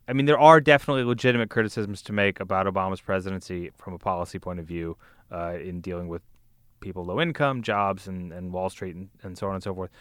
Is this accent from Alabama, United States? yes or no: yes; Birmingham, Alabama, United States; I went to high school in the suburbs of Birmingham, Alabama